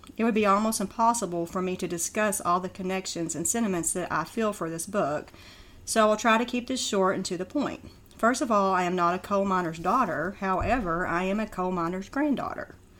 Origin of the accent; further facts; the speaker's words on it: near Sebastian County, Arkansas, United States; a small park near my hometown